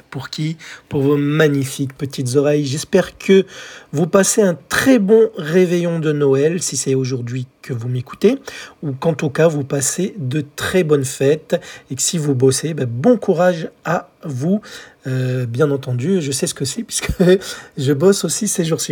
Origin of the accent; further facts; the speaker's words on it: France; chez nous en France